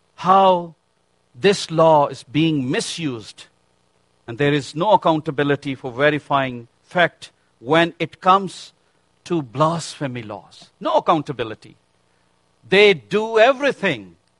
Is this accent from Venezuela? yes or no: no; Pakistan; moved away; I was born and raised in Pakistan, my family.